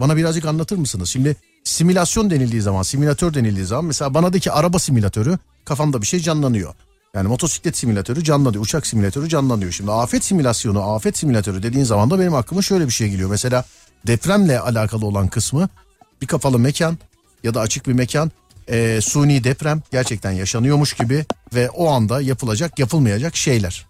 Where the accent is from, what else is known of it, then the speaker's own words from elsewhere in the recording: Mediterranean Region, Turkey; ben Ege'li değilim ben Akdeniz